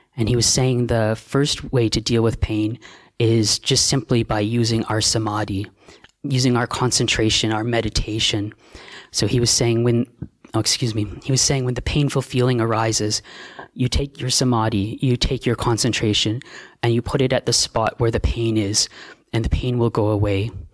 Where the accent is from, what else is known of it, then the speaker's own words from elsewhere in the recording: Canada; also born or lived in Australia; now in Thailand; I'm a Canadian monk